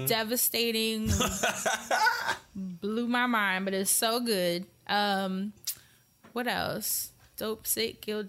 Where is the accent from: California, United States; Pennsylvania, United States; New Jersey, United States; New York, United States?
New York, United States; New York City; growing up in New York